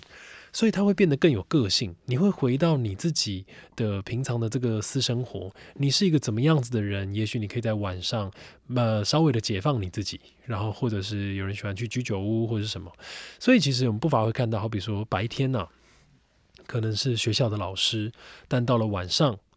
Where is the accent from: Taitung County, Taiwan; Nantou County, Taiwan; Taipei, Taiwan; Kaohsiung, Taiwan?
Taipei, Taiwan; 即便我是台北人，我觉得我都没有办法说我真的这么全面的了解台北的夜生活是什么